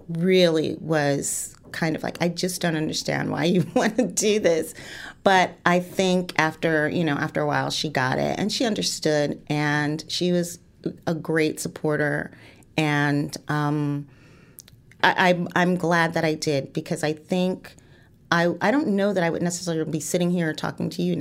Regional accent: East Orange, New Jersey, United States; also born or lived in Fort Deposit, Alabama; I grew up uh, in East Orange, New Jersey, all, all around New Jersey. Um, I was born in Fort Deposit, Alabama, where both my parents are from and met.

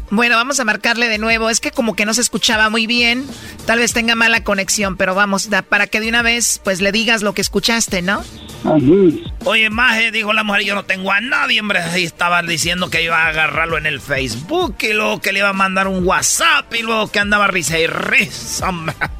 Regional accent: Jalisco, Mexico; yo soy de Jalisco

